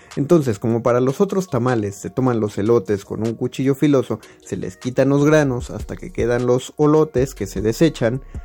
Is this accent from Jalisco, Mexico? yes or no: yes; Zapotlán el Grande, Jalisco, Mexico; born or raised there